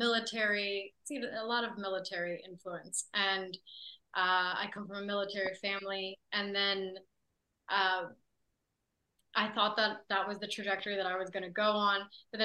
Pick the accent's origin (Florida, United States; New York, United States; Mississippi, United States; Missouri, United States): New York, United States; New York City; I grew up in New York City.